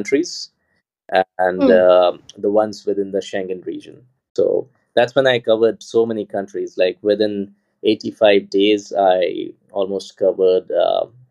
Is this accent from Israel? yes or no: no; India; moved away as an adult; now in Budapest, Hungary; I'm from India, but right now I live in Budapest, in Hungary.